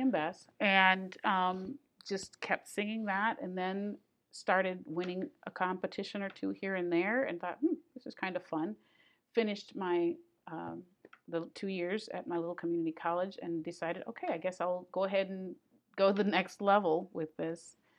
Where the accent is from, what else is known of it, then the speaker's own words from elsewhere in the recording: Grand Rapids, Michigan, United States; now in Astoria, United States; I came from Grand Rapids, Michigan, and I grew up in gospel music